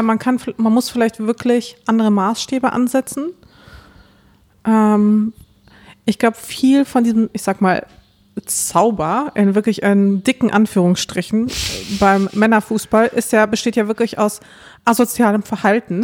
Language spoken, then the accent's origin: German; Dortmund, North Rhine-Westphalia, Germany; aufgewachsen in Dortmund